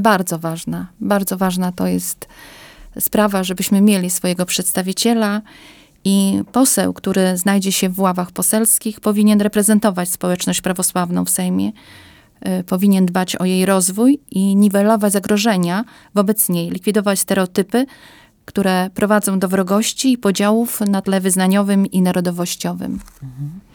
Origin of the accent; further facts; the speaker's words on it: eastern Poland, Poland; also born or lived in Białystok; Pochodzę ze wsi. Obecnie mam dom rodzinny na wsi.